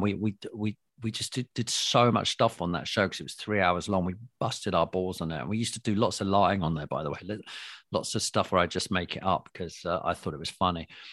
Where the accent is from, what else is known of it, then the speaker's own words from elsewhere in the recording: London, United Kingdom; London, we all speak like this